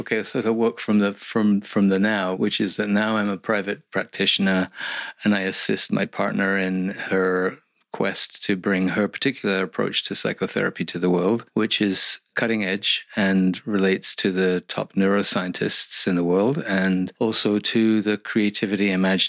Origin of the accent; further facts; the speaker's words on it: England, United Kingdom; moved away as an adult; now in Canada; I'm originally from England, came to Canada in 1973